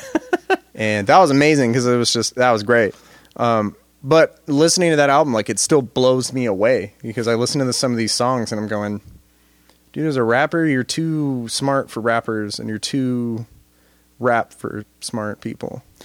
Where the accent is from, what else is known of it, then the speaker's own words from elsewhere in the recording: United States; thinking of myself as an American